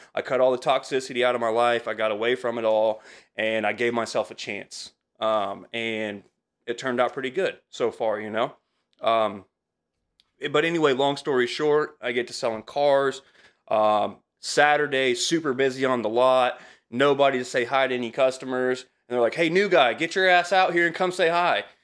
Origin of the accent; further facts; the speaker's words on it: Altamont, Illinois, United States; also born or lived in Champaign / Effingham; I'm from Altamont originally